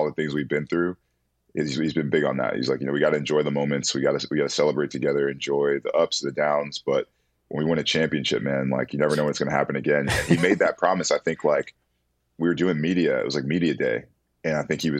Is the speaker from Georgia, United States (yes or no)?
yes; Atlanta, Georgia, United States; I was from Atlanta